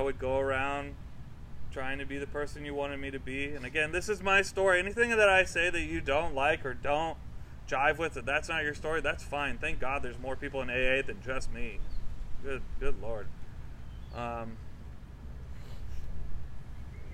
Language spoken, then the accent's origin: English; Florida, United States; I was raised in Florida